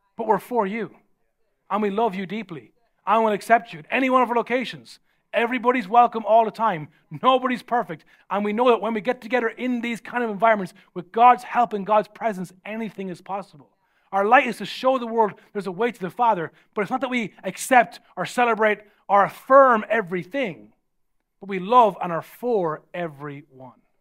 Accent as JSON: {"language": "English", "country": "Ireland", "said": "I'm from Ireland"}